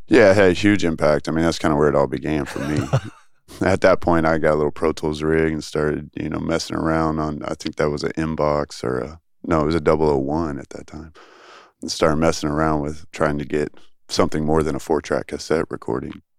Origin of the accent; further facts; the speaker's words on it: Tyler, Texas, United States; also born or lived in Dallas, Texas / Flower Mound, Texas; now in Austin, United States; I went to high school in Tyler, Texas